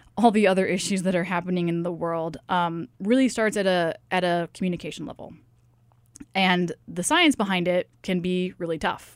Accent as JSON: {"language": "English", "town": "Tacoma", "region": "Washington", "country": "United States", "tie": "born or raised there", "also_born_or_lived": "Seattle, Washington", "moved": "as an adult", "lives_now": "Sitka, United States", "said": "I grew up in the Seattle area, actually probably closer to Tacoma in reality"}